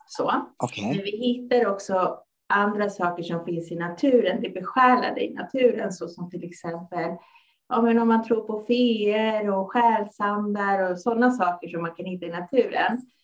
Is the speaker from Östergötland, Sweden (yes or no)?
no; Stockholm, Stockholm County, Sweden; Jag är född och uppvuxen här i Stockholm och mina föräldrar kommer från Chile.